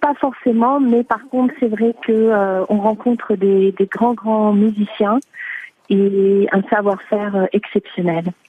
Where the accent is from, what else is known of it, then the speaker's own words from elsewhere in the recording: France; accent: French; je reste avant tout française